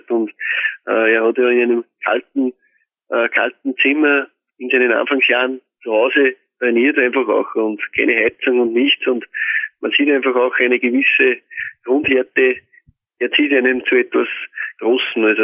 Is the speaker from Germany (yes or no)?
no; Austria; die Leute haben mich gefragt, von wo ich bin, aus Österreich